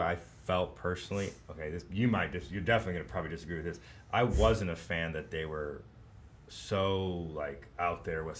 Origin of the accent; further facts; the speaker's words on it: England, United Kingdom; Yeah. Yeah. I'm English. What can I say?